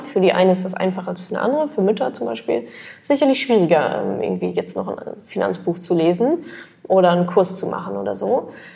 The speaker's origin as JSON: {"language": "German", "country": "Germany", "said": "wir Deutsche"}